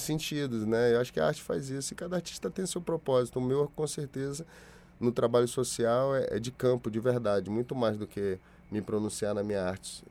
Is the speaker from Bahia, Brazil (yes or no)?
yes; Salvador, Bahia, Brazil; now in Rio de Janeiro, Brazil; De Salvador, da onde eu nasci